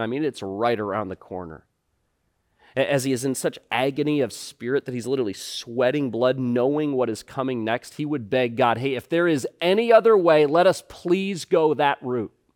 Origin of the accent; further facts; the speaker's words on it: United States; we as, as American Christians